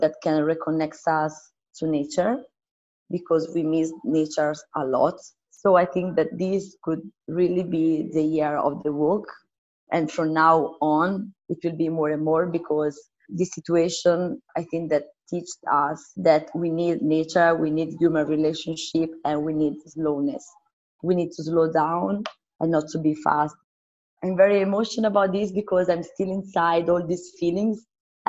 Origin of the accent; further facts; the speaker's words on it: San Giovanni Valdarno, Tuscany, Italy; My roots are in Tuscany, in San Giovanni Valdarno